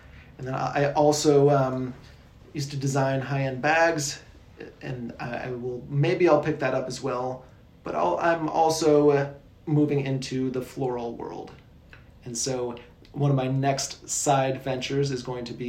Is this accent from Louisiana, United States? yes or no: no; South Bend, Indiana, United States; moved away as an adult; also born or lived in Kona, Hawaii / Kuwait; I'm from Indiana, from South Bend area.